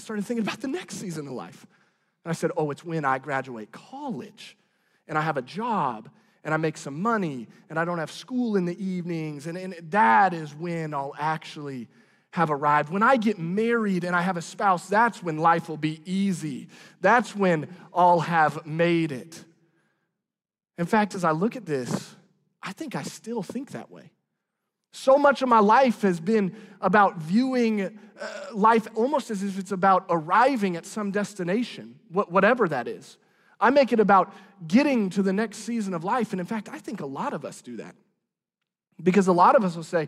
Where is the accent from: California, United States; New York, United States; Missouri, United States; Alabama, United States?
Missouri, United States; Branson; moved away; living and growing up in Branson probably shaped some of the way that I am